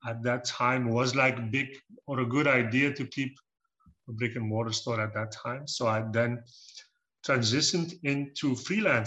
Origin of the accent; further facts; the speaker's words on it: Belgium; I'm from Belgium. I'm pure Belgian. I've been living here for almost 40 years now, more than 40 years. And yeah, I've been growing up in the countryside